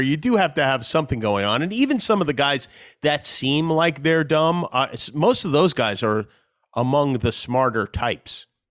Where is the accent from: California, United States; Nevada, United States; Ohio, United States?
Nevada, United States; Las Vegas; also born or lived in Brooklyn / Long Island; I moved out to Las Vegas from Brooklyn when I was nine years old